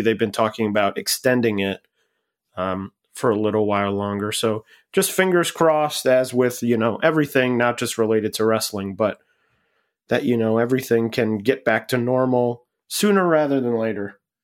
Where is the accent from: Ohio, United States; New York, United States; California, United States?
Ohio, United States; Cleveland; I grew up in Cleveland